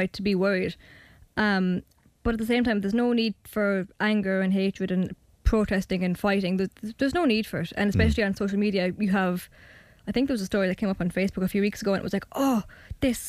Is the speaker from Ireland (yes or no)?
yes; Tipperary, Munster, Ireland; I'm from Tiptown, I've lived there for, well, most of my life, not all of it, but most of it.